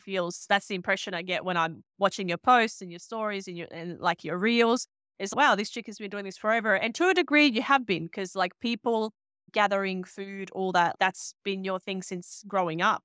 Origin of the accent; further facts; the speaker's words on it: Bosnia & Herzegovina; now in Sydney, Australia; I grew up in Bosnia